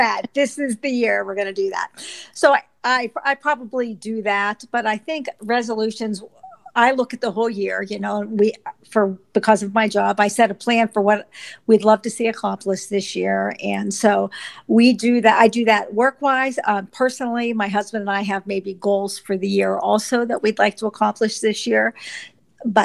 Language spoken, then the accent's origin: English; Pittsburgh, Pennsylvania, United States; also born or lived in Texas; now in Phoenixville, United States; I'm from Phoenixville, Pennsylvania, but originally I was brought up on the Pittsburgh side of the state